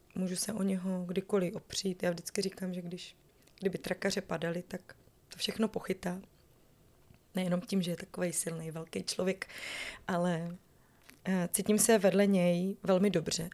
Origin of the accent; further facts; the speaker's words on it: Northern Moravia, Czechia; moved away as an adult; also born or lived in Prague; já pocházím ze Severní Moravy, kde se mluví hrozně rychle ale eh, v Praze mi nikdo nerozuměl